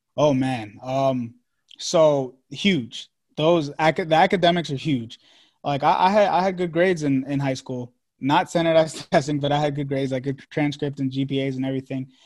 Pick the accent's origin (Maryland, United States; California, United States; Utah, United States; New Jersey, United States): Maryland, United States; also born or lived in Washington, D.C. / Long Island, New York; I'm from Maryland